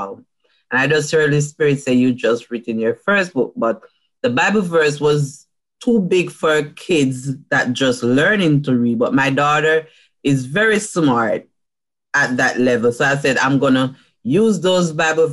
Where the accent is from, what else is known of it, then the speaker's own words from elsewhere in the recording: Jamaica; I'm from Jamaica.